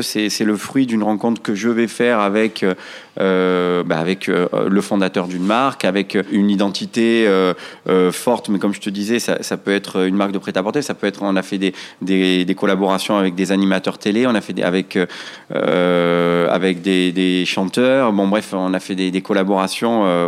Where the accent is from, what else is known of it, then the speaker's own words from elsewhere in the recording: Marseille, Provence-Alpes-Côte d'Azur, France; also born or lived in Paris; je suis né à Marseille dans un quartier qu'on appelle Félix Piat. C'est un, c'est un quartier dit euh, quartier sensible, euh, quartier nord de Marseille. J'ai été, euh, j'ai été scolarisé jusqu'à l'âge de 15 ans